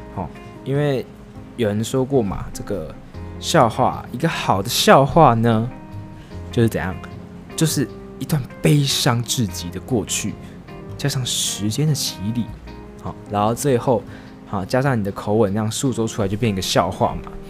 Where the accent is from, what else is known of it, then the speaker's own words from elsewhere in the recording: Taiwan; 像是我们台湾人